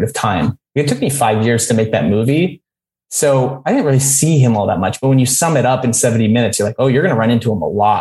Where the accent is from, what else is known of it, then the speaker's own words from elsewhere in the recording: St. Albert, Alberta, Canada; moved away; also born or lived in Edmonton / Vancouver Island / Vancouver; I started off growing up in St. Albert, Alberta.